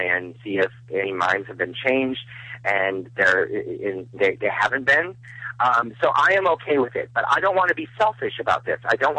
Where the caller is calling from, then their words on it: North Carolina, United States; calling from North Carolina.